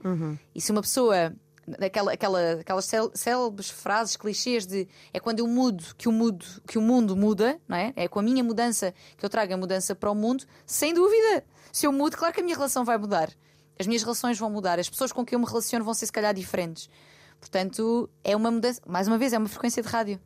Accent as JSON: {"language": "Portuguese", "town": "Loulé", "region": "Algarve", "country": "Portugal", "tie": "born or raised there", "moved": "yes", "said": "Lolé também seja, que é a minha terra e onde eu tenho a minha família e os meus amigos de infância"}